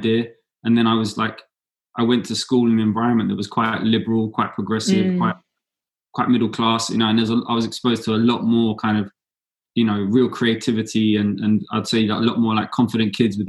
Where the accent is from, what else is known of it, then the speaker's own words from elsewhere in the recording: London, United Kingdom; I went into university studying in London in my hometown